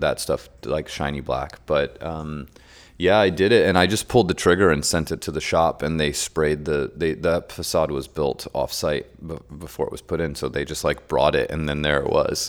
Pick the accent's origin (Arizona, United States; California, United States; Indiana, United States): California, United States; San Francisco; moved away as an adult; also born or lived in Germany; I grew up in San Francisco